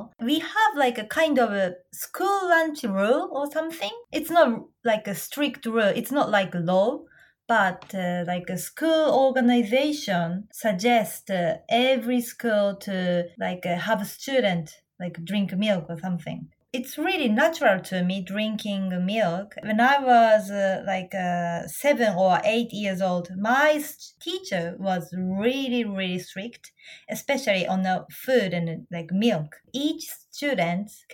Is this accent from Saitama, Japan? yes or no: yes; Saitama, Japan; English is a second language; moved away as an adult; now in Tokyo, Japan; In Saitama, which is my hometown